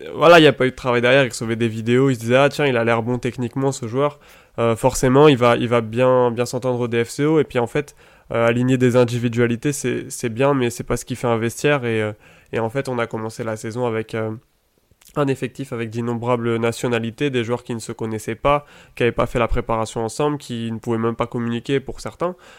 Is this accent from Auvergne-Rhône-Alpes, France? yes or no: no; Île-de-France, France; j'ai grandi pas très loin d'un grand club du football français qui est le Paris Saint-Germain, puisque j'habite en fait à à peu près un kilomètre du centre d'entraînement du, PSG